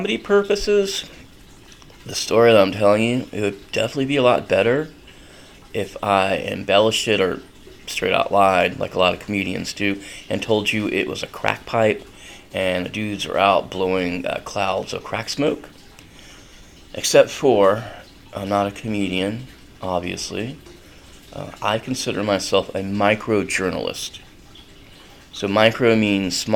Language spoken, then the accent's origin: English; North Carolina, United States; now in Gainesville, United States; I grew up in North Carolina, so it would be weird if you got to school and you did not smell like cigarettes when I was growing up